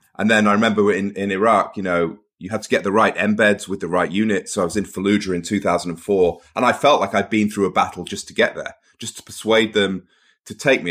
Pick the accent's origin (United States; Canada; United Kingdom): United Kingdom; Cheshire, North West England; also born or lived in Portsmouth / Manchester; I was born in Portsmouth. I grew up mostly in the north of England, Cheshire